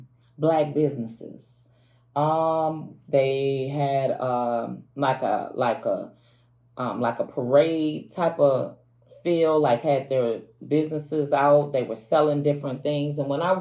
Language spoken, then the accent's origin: English; Minnesota, United States; I'm from Minnesota.